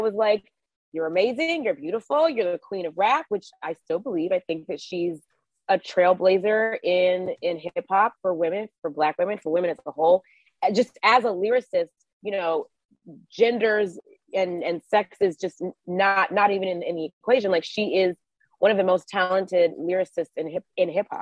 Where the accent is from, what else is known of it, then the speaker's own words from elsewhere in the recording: Georgia, United States; moved away; So I'm originally a Georgia peach. I'm from Georgia.